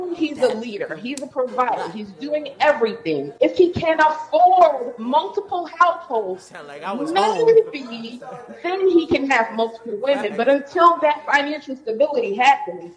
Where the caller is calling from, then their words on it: Dallas, Texas, United States; I'm calling from Dallas